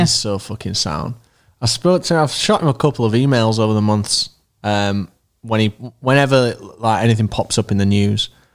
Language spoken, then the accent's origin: English; Leeds, Yorkshire and the Humber, United Kingdom; We're from Leeds